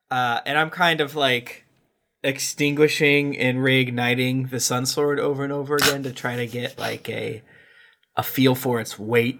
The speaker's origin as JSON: {"language": "English", "region": "Florida", "country": "United States", "said": "I'm from Florida."}